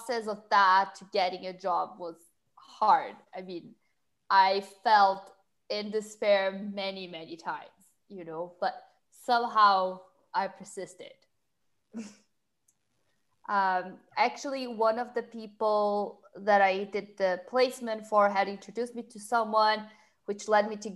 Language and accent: English; Brazil; English is a second language; moved away as an adult; now in London, United Kingdom; I'm originally from Brazil. I moved to London in 2014